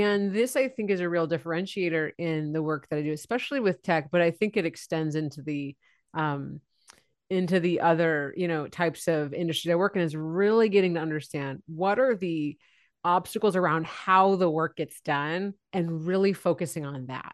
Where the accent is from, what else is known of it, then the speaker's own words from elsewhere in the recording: San Francisco Bay Area, California, United States; I grew up in the San Francisco Bay Area. So I'm, still live here now